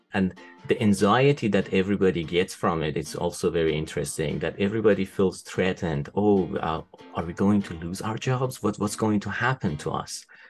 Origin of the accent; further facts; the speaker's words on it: Tehran, Tehran Province, Iran; moved away as an adult; also born or lived in Isfahan, Iran / United Kingdom; now in United States; I was born in Iran. Uh, I was born in Isfahan. It's a city in the central part of Iran. It's kind of like a historical city. Um, lots of interesting, um, old buildings to see there. Uh, but I was raised in Tehran, the capital of the country